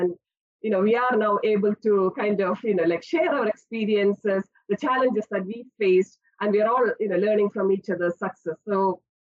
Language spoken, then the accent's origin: English; India; moved away as an adult; now in Aberdeen, United Kingdom; I'm not from the UK. I spent my childhood and early years of higher education in India.